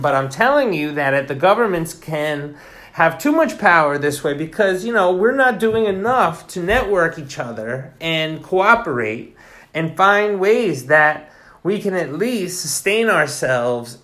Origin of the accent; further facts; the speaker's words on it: Sullivan County, New York, United States; moved away as an adult; now in Japan; I'm from New York, Sullivan County, and we are close to New York City